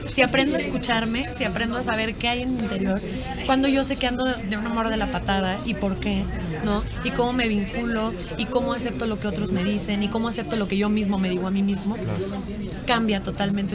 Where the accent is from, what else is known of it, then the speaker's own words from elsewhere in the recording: Mexico; somos tres de México